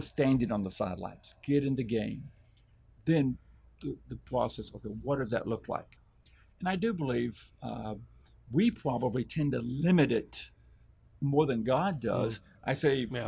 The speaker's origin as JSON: {"language": "English", "region": "Arkansas", "country": "United States", "tie": "born or raised there", "moved": "yes", "said": "I was able to go back to my hometown in Arkansas. I reconnected to one of my high school f- friends"}